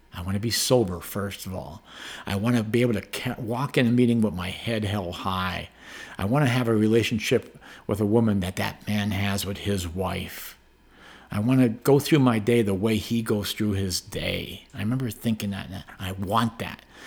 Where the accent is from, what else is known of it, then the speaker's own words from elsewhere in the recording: Hazleton, Pennsylvania, United States; now in Colorado, United States; grew up in northeastern Pennsylvania, small town called Hazelton, Pennsylvania